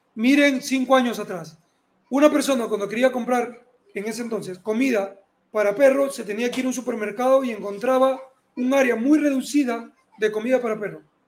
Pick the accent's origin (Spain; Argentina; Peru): Peru; yo había decidido ser oficial de la Fuerza Aérea de aquí del Perú